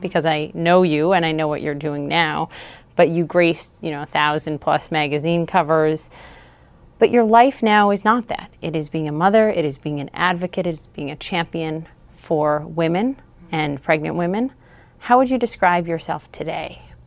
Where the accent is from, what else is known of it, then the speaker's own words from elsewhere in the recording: Minnesota, United States; something was just, just different for me growing up in Minnesota